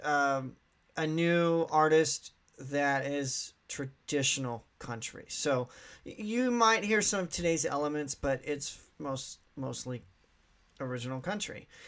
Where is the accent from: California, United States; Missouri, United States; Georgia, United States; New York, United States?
Missouri, United States; Southeast; I'm from Southeast Missouri, so um, eh, some people call me redneck.